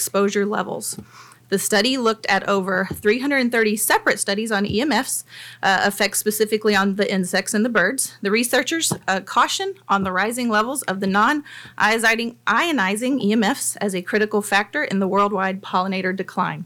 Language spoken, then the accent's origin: English; Nashville, Tennessee, United States; now in Franklin, United States; I am also a native Nashvillian and a resident